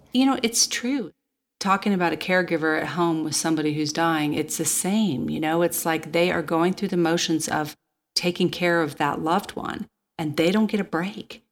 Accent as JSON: {"language": "English", "town": "Manhattan", "region": "Kansas", "country": "United States", "tie": "born or raised there", "moved": "yes", "said": "I'm a kid from Kansas, and my parents lived in Manhattan, Kansas"}